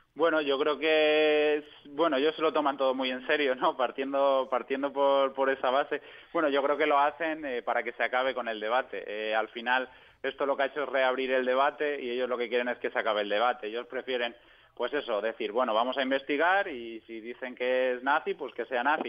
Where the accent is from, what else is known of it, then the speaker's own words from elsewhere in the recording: Spain; moved away as an adult; also born or lived in Munich; yo porque soy español